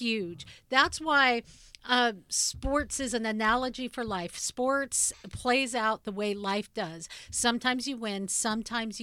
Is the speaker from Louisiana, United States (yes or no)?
yes; New Orleans, Louisiana, United States; I was born in New Orleans, Louisiana